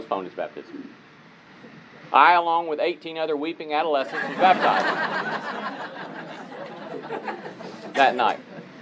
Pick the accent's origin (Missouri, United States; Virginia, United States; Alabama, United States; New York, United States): Alabama, United States; Talladega; Talladega, Alabama, my hometown